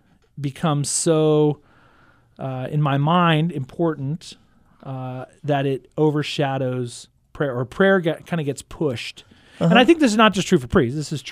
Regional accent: Houston, Texas, United States; now in Stillwater, United States; Houston, Texas, the fourth largest city in the United States.

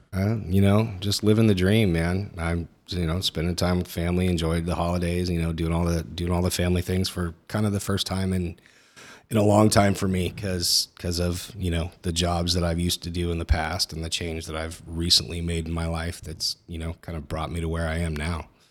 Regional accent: Northern California, United States; I grew up in Northern California in, you know, the eighties and nineties

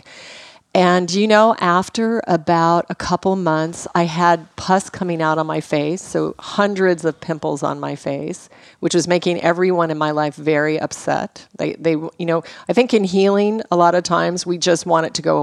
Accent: Alaska, United States; moved away; also born or lived in Los Angeles; I was raised in Alaska on game meat

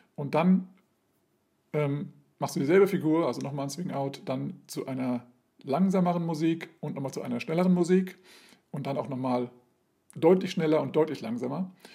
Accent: Hesse, Germany; now in Hanover, Germany; ich bin Hesse, ich bin zugezogen

